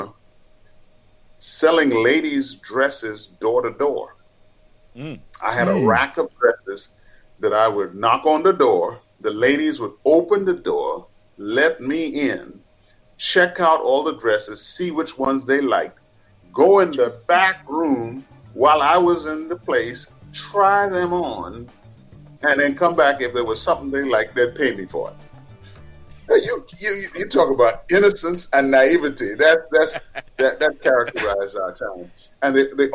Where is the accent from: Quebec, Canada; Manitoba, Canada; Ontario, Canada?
Quebec, Canada; Montreal; also born or lived in Trinidad; I was born in Trinidad, but in 1965, I landed in Montreal, Canada. That's where I grew up.